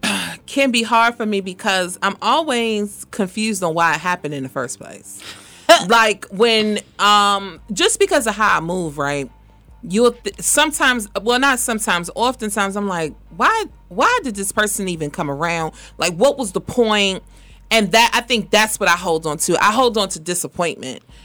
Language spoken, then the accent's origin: English; Washington, District of Columbia, United States; definitely am from D.C.